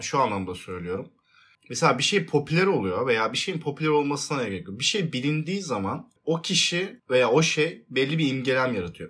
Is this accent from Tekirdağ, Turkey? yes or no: yes; Tekirdağ, Turkey; Tekirdağlıyım ben